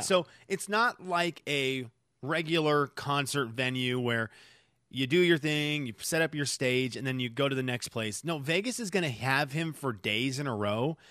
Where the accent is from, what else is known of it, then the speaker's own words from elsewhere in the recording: Venezuela; moved away; growing up in Venezuela, a third world country